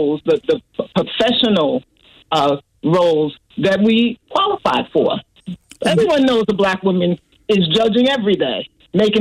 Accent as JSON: {"language": "English", "town": "New York City", "region": "New York", "country": "United States", "tie": "born or raised there", "said": "Growing up in New York City, we actually lived in a very racist community. The neighborhood was called Bensonhurst."}